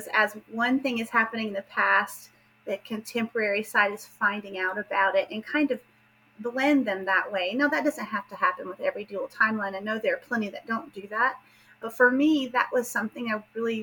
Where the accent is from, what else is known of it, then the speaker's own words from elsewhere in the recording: southern Appalachia, United States; accent: southern; I am, as you can tell from my accent, I am from the southern part of the United States, but particularly from southern Appalachia.